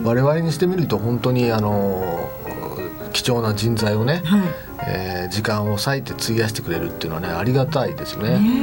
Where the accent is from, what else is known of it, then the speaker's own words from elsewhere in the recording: Kodaira, Tokyo, Japan; 私あのもともと花子金井の生まれ育ちなんですけど